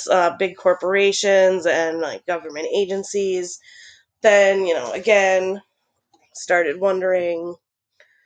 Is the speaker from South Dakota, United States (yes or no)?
yes; Pierre, South Dakota, United States; now in Portland, United States; I'm originally from Pierce, South Dakota, but I'm living in Portland, Oregon right now